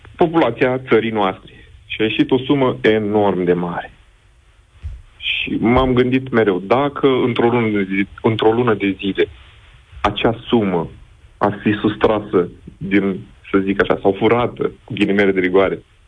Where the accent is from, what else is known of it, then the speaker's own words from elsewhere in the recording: Iași, Iași County, Romania; Eu sunt din Iași